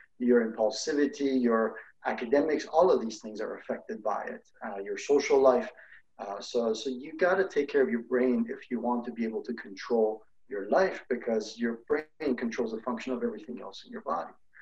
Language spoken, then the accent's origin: English; Iran; moved away; I grew up in Iran